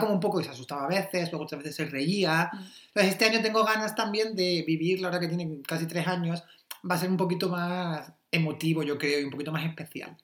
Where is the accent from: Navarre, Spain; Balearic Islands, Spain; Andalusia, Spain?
Andalusia, Spain; Almería; moved away as an adult; now in Berlin, Germany; yo soy de Almería